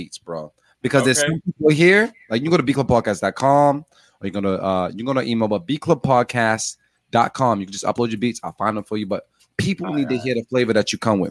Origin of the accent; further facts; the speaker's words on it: Boston, Massachusetts, United States; I'm from Mattapan